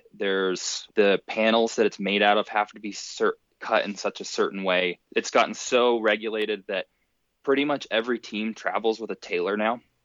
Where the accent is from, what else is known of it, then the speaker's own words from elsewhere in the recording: Park City, Utah, United States; I'm also from Park City, Utah